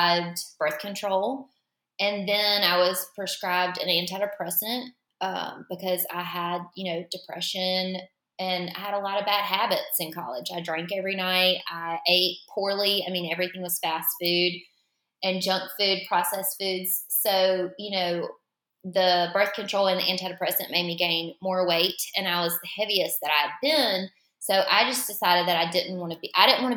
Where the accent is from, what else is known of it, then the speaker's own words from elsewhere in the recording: Florence, South Carolina, United States; I am from Florence, South Carolina